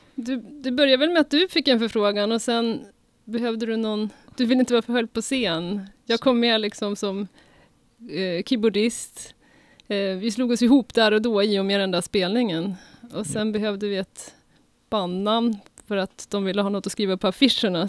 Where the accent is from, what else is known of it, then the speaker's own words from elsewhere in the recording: Uppsala, Uppsala County, Sweden; Vi är Mechatronic från Uppsala